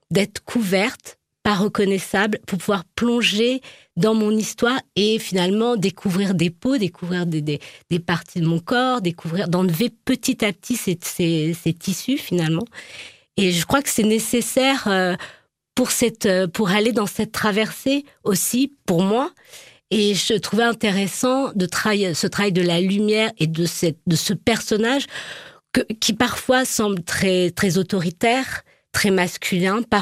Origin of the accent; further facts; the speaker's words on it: Nouvelle-Aquitaine, France; born there; Ben je suis née en Charente